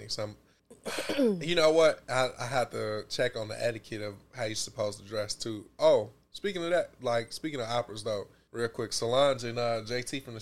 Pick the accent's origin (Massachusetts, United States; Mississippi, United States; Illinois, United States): Illinois, United States; Chicago; I'm from Chicago